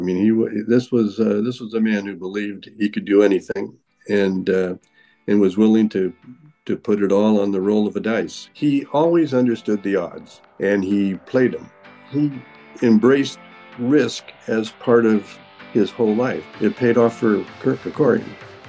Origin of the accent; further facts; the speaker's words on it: Alaska, United States; born there; And, I was born in Alaska, and my grandparents were homesteaders in the territory of Alaska. And we moved a lot